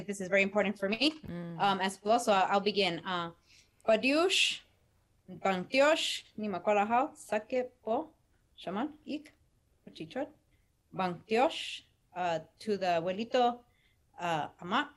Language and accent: English; Los Angeles, California, United States; I was born and raised in Echo Park